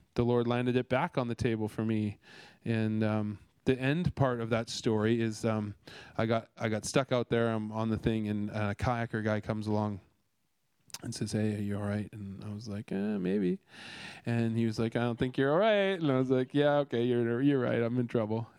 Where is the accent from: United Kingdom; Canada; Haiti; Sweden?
Canada; now in Australia; I'm Canadian